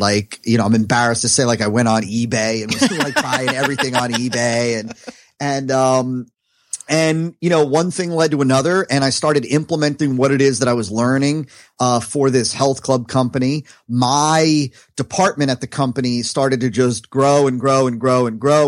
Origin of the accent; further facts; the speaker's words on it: New Jersey, United States; now in South Florida, United States; I'm from New Jersey